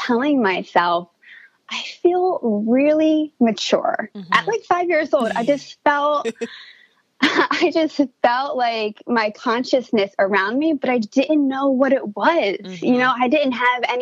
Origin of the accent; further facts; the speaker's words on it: Princeton, New Jersey, United States; I was born in New Jersey around the Princeton area, and I actually grew up on a farm